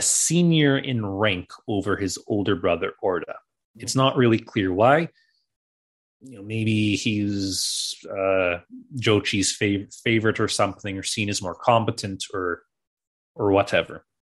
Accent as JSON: {"language": "English", "country": "Canada", "tie": "born or raised there", "said": "growing up in Canada"}